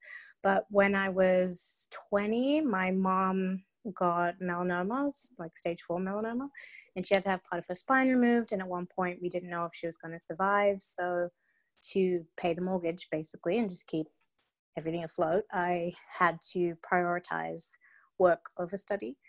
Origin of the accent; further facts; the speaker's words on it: Perth, Western Australia, Australia; moved away as an adult; also born or lived in London, United Kingdom; now in Atlanta, United States; growing up in Perth